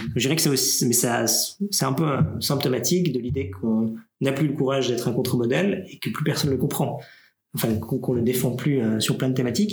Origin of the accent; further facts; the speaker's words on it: Neuchâtel, Switzerland; Je viens du canton de Neuchâtel